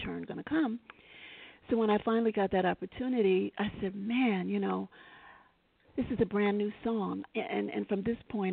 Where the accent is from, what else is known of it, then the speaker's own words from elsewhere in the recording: New York City, New York, United States; I'm a New Yorker, native, born and raised here